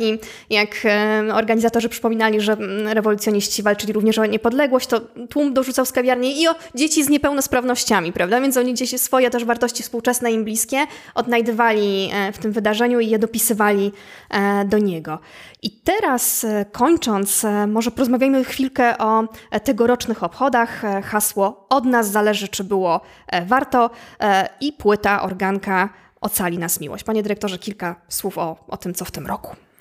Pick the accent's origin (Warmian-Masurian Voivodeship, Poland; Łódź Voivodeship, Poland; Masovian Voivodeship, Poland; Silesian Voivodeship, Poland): Łódź Voivodeship, Poland; Łódź; jestem, e, jestem z Łodzi